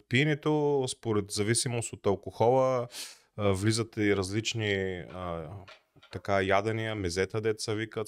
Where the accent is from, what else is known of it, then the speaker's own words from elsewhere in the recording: Bulgaria; ние сме си българи, обичаме си ракийката